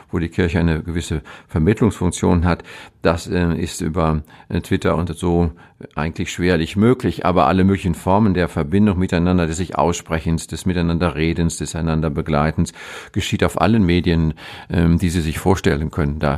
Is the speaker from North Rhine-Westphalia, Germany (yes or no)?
yes; North Rhine-Westphalia, Germany; Das ist ein, ein Grenzgebiet gemogelt, zwischen ja. dem Münsterland und dem Ruhrgebiet und ich selber bin genau auf der Grenze. Ich komme von einem Bauernhof groß geworden.